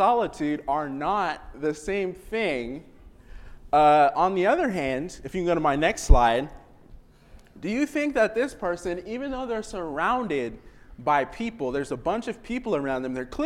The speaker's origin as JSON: {"language": "English", "region": "Washington", "country": "United States", "tie": "born or raised there", "moved": "yes", "lives_now": "Oklahoma, United States", "said": "I grew up in Washington"}